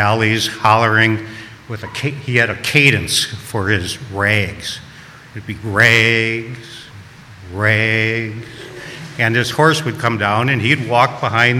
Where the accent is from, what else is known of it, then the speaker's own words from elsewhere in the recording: Milwaukee, Wisconsin, United States; I was brought up in Milwaukee